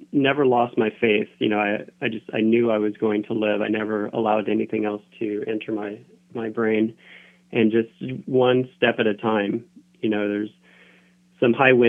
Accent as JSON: {"language": "English", "region": "Southern Oregon", "country": "United States", "tie": "born or raised there", "moved": "as an adult", "said": "I grew up in Southern Oregon, so I was always climbing the peaks around my, you know, where I grew up."}